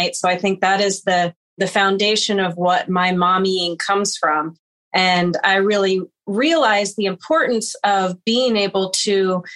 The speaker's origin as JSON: {"language": "English", "town": "Boulder", "region": "Colorado", "country": "United States", "tie": "born or raised there", "moved": "yes", "said": "I am originally from Boulder, Colorado. I still go home to the same house that I grew up in."}